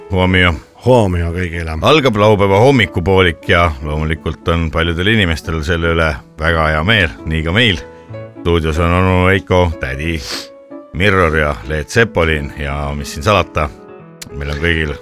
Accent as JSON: {"language": "Estonian", "country": "Estonia", "said": "ma olen nüüd eestlane"}